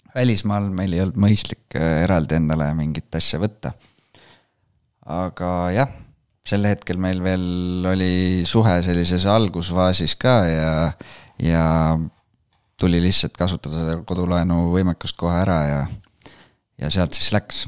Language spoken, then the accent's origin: Estonian; Rakvere, Lääne-Viru County, Estonia; now in Tallinn, Estonia; ma olen tulnud Rakverest, et praegu elan Tallinnas ja töötan Viimsis